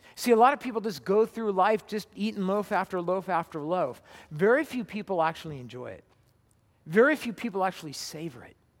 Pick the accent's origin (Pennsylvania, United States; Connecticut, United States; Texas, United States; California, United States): California, United States; Southern; moved away; I grew up in Southern California.